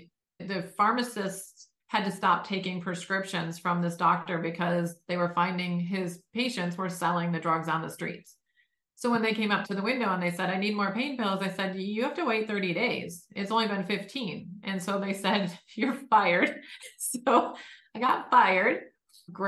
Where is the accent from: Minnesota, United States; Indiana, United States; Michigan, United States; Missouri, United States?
Michigan, United States; Detroit; born and raised in Detroit